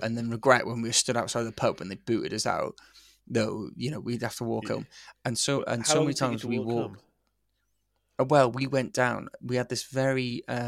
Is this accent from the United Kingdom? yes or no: yes; St Athan, Wales, United Kingdom; moved away; I come from St. Athyn, a little shithole town in in Vale of Glamorgan.